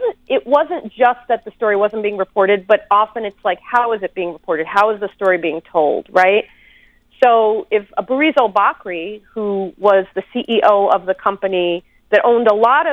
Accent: United States; I am an American woman living in the United States

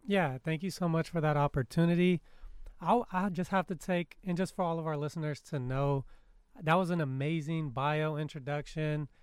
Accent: California, United States; as a Californian and a child

